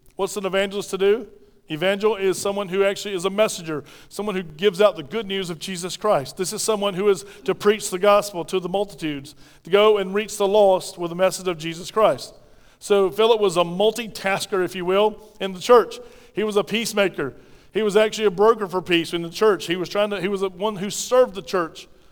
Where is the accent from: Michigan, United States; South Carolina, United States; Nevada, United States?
South Carolina, United States; Pauline; I mumble because I'm from Pauline, South Carolina, right? All of us mumble like this from Pauline